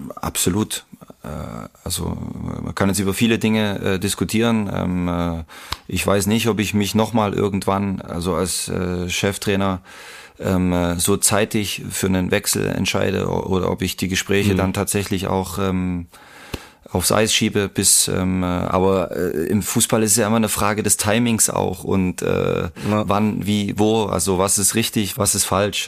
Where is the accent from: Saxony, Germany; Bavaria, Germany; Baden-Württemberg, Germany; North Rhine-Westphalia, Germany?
Saxony, Germany; Leipzig; als Leipziger in Leipzig